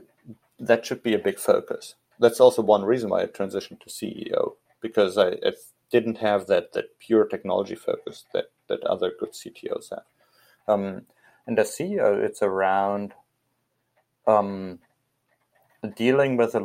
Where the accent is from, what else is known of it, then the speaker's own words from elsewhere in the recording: Hesse, Germany; I was leading the Cub Scout program in Hessen, in my home state.